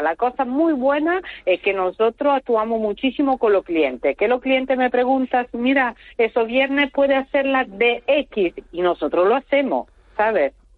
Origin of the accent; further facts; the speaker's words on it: northern Italy, Italy; Spanish is a second language; moved away as an adult; now in Puerto del Rosario, Spain; estoy del norte, yo vivo entre Milano y Turín, eh, ahí en el medio